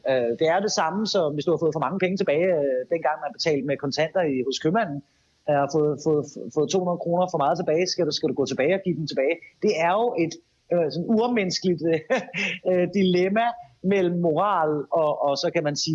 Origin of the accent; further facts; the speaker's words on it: Denmark; det er vi som danskere rigtig meget øh, tilbøjelige til.